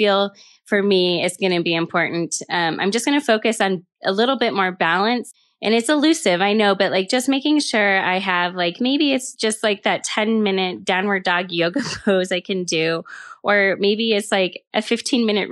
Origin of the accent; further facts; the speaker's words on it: Elk Mountains, Aspen area, Basalt area, Colorado, United States; I grew up in the Elk Mountains in Aspen area, Basalt area.